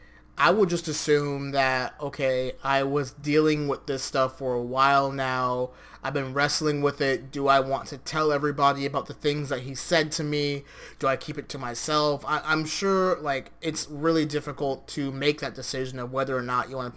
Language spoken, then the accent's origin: English; United States; my hometown, my home country, which, yes, we're Americans